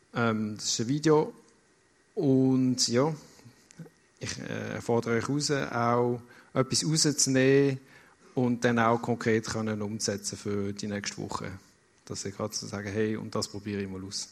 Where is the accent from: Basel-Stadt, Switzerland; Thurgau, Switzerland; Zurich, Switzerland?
Basel-Stadt, Switzerland; Basel; moved away as an adult; now in Lucerne, Switzerland; Ich bin 30 Jahre in Basel aufgewachsen